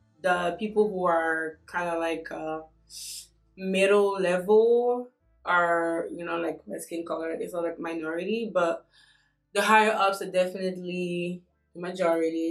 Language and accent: English; France; also born or lived in Congo / Mali; now in United States; I'm from France by way of Congo and Mali.